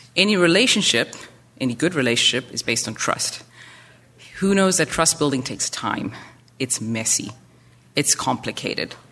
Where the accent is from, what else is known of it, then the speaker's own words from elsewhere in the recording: South Africa; moved away as an adult; now in Burundi; I'm South African myself